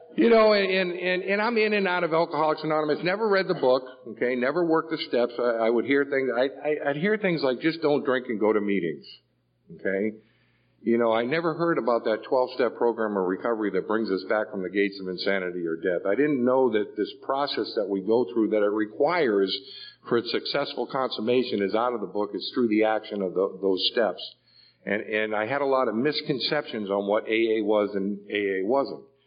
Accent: Boston, Massachusetts, United States; I grew up in an Irish Catholic neighborhood. I'm from Boston. I grew up in the projects.

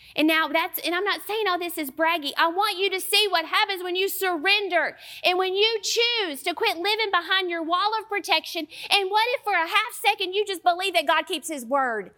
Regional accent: Southern United States, United States; accent: Southern; my Southern accent

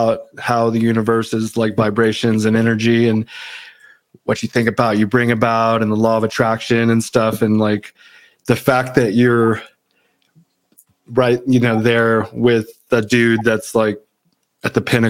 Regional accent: Southern California, United States; I grew up in Southern California

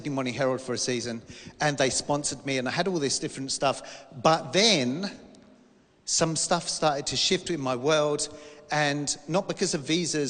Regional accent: London, United Kingdom; moved away as an adult; now in Australia; I'm from England, West London. I really am. And I grew up there.

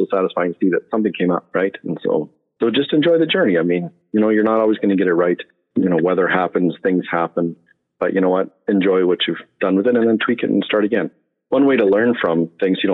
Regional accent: Saskatchewan, Canada; I grew up in Saskatchewan

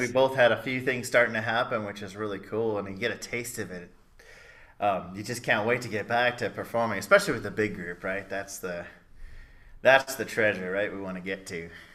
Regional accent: Blue Island, Illinois, United States; also born or lived in Chicago; I was born in the mecca of Blue Island, Illinois

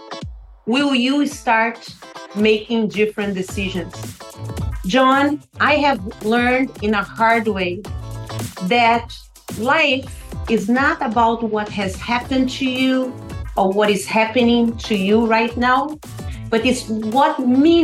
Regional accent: Brazil; now in United States; I grew up in poverty in Brazil

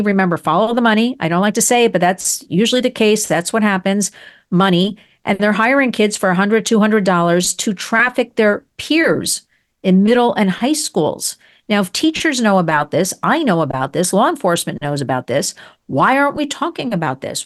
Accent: United States; I love America. I'm an American

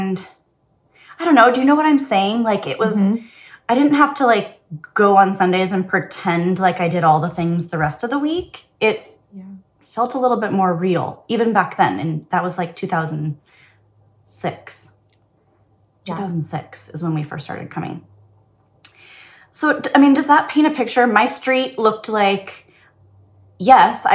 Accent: Bellevue, Washington, United States; I grew up in Bellevue, right here near Seattle

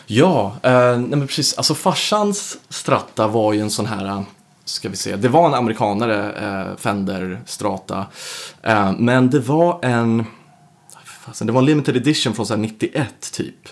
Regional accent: Södertälje, Stockholm County, Sweden; also born or lived in United States; född och uppvuxen då i Södertälje.

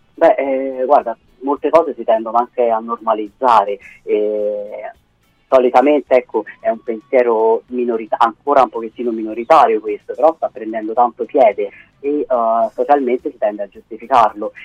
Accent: Tuscany, Italy; moved away as an adult; now in Rome, Italy; quando sono dai miei in Toscana, perché vengo dalla Toscana

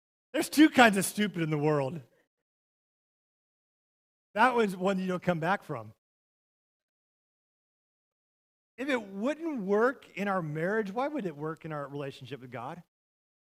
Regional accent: Montana, United States; moved away as an adult; now in Ponca City, United States; I took her to my hometown. I took her where I grew up

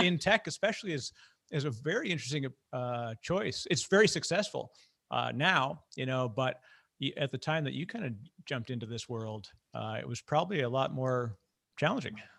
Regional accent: Canada; I'm Canadian

